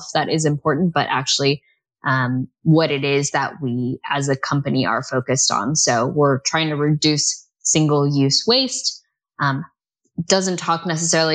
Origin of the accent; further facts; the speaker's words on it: United States; now in United Kingdom; as an American